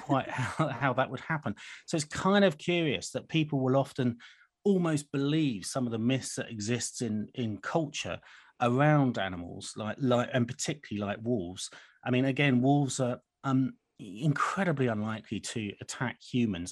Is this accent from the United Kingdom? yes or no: yes; United Kingdom; as a Brit